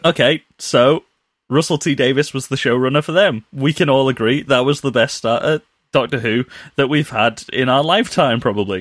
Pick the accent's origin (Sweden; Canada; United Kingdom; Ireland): United Kingdom; we're British